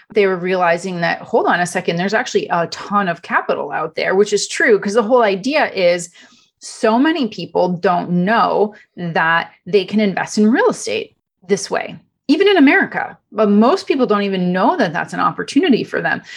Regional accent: Canada; first language Italian; English is a second language; moved away as an adult; also born or lived in Europe; now in Los Angeles, United States; I'm originally from Canada. Uh, my parents are immigrants from Italy. So, uh, Italian is actually my first language. Uh, grew up in Canada

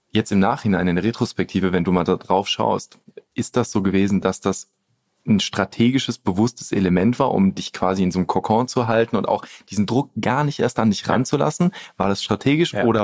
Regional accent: Rhineland, Germany; ich komme ja aus dem Rheinland

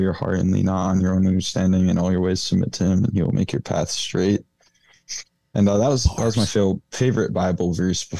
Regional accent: Portland, Michigan, United States; I'm from Portland, Michigan

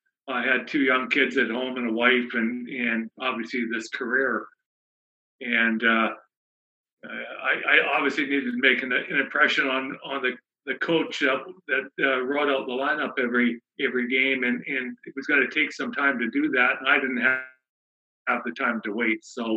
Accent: Canada; And as a Canadian, I thought the path that was going to be the easiest was hockey.

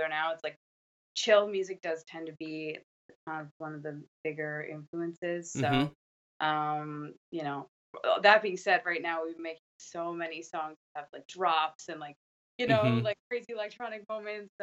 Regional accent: Canada; I'm Canadian

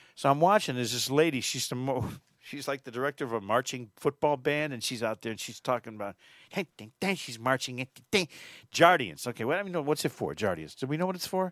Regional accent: Connecticut, United States; moved away; my home state of Connecticut

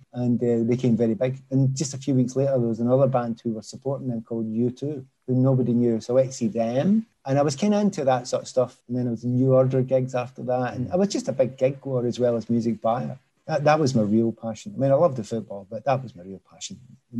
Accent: Scotland, United Kingdom; And on top of all that, you know, Scotland, I am Scottish. And I want the country to do well in football.

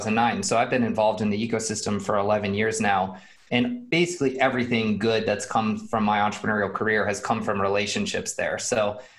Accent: Boulder, Colorado, United States; I'm from Boulder, born and raised in Boulder.

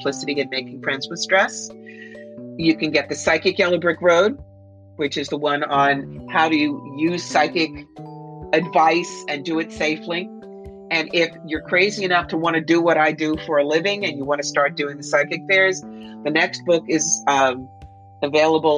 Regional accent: Camden, New Jersey, United States; when I was 4 years old, growing up in Camden, New Jersey

